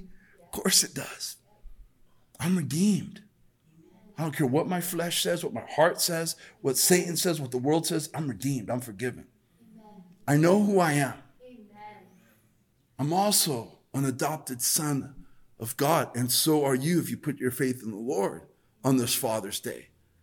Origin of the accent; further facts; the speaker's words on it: El Monte, California, United States; Growing up in El Monte is a tough neighborhood. I mean, I was there in the middle of gang in the 90s. Late 80s, early 90s.